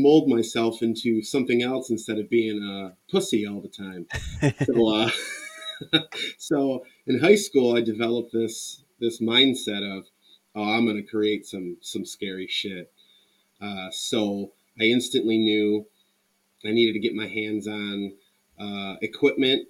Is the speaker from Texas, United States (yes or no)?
no; Port Huron, Michigan, United States; I'm from Michigan, Port Huron, Michigan. St. Clair County